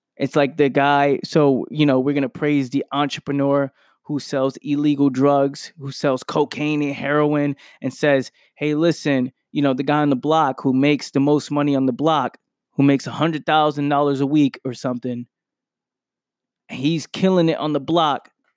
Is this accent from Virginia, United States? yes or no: no; New York City, New York, United States; I'm from a place where I grew up in the Bronx, New York